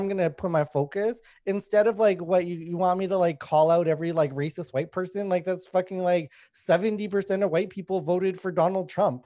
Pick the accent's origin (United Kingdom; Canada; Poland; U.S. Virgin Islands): Canada; Winnipeg, Manitoba; also born or lived in Thailand / Laos; I grew up in Winnipeg